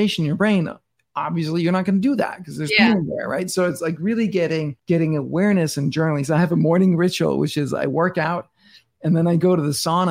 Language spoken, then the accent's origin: English; Denmark; moved away as an adult; now in New York City, United States; I'm born and raised in Denmark and I live in New York City now